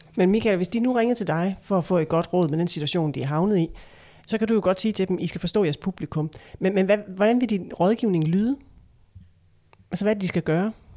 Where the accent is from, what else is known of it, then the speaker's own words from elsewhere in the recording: Esbjerg, Southern Denmark, Denmark; min hjemstavn, Esbjerg